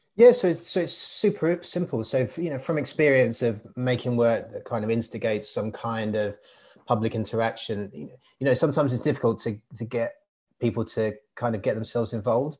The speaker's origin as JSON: {"language": "English", "area": "Hainault", "region": "London", "country": "United Kingdom", "tie": "born or raised there", "also_born_or_lived": "Barking / Walthamstow", "said": "I was born in Barking and I grew up in Hainault um, area. I currently live in Walthamstow"}